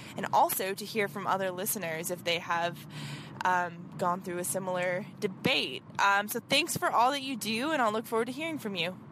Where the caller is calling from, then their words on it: Nebraska, United States; I'm calling from Nebraska.